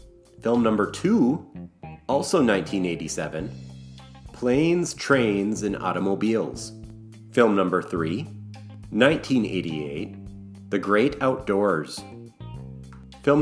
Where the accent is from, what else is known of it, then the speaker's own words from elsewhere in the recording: Wisconsin, United States; my home state of Wisconsin